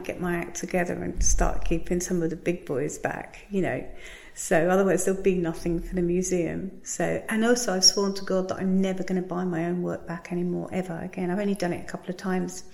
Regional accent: Margate, South East England, United Kingdom; I come from Margate

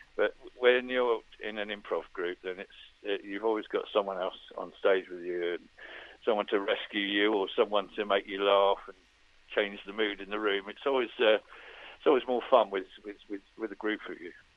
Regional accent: Farnborough, South East England, United Kingdom; me growing up in Farnborough

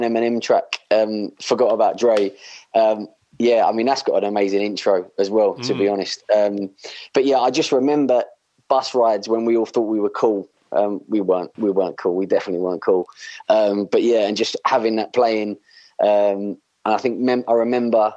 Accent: Romford, London, United Kingdom; I spent my time growing up between Romford, Essex, and then in East London

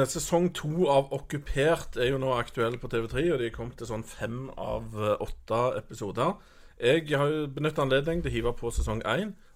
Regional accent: Norway; jeg føler meg litt sånn fanga som nordmann.

